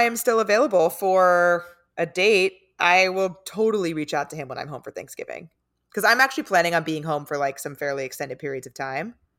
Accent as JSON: {"language": "English", "town": "San Diego", "region": "California", "country": "United States", "lives_now": "Los Angeles, United States", "said": "I'm from San Diego"}